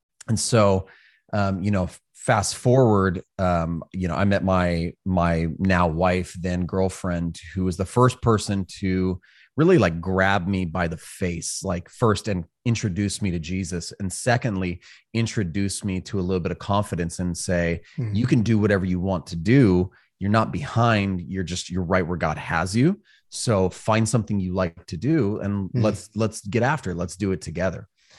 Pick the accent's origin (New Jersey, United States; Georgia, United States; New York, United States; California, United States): California, United States; also born or lived in Hawaii; So I grew up in Northern California, spent a lot of time in Hawaii, joined the Marine Corps.